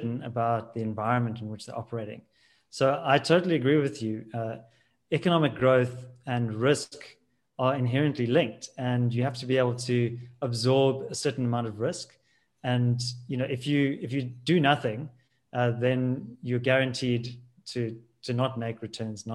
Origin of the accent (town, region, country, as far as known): South Africa